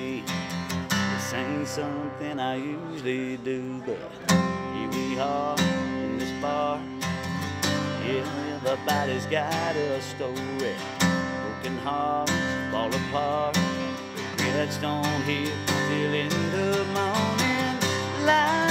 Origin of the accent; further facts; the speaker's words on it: Alabama, United States; moved away; where I grew up back in Alabama